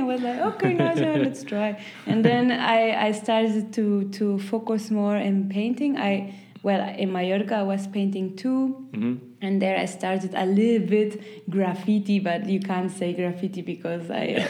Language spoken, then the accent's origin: English; Peru; also born or lived in Chile / Germany; I am from Peru and Chile, but I was born in Germany, so I didn't have this connection to, I don't know how to say it, but yeah, it was like, okay, I'm from there